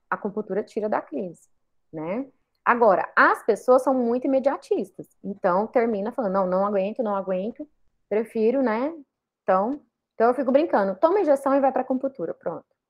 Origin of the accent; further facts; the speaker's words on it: Goiânia, Goiás, Brazil; eu sou natural de Goiânia